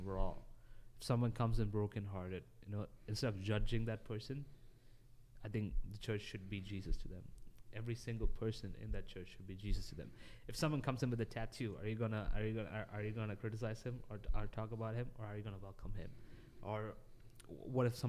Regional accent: Dubai, United Arab Emirates; while I was growing up in Dubai

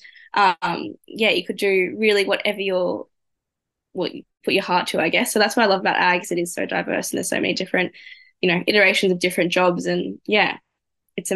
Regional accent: Emerald, Queensland, Australia; growing up in Emerald, I knew a lot of them

